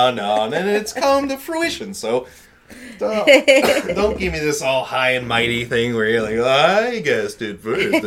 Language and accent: English; Chicago, Illinois, United States; I'm from Chicago, and all the schools here are shit for the most part